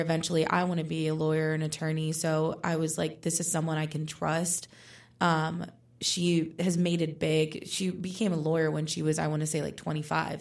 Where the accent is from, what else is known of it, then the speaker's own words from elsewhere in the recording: Puerto Rico; moved away as an adult; now in Pittsburgh, United States; I was born and raised in Puerto Rico, but now I'm here in Pittsburgh pursuing my undergraduate degree at Pitt